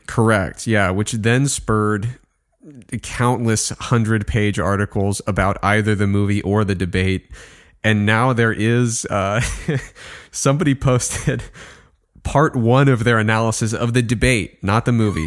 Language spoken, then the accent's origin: English; Midwest, United States; I grew up in the Midwest, simple kid.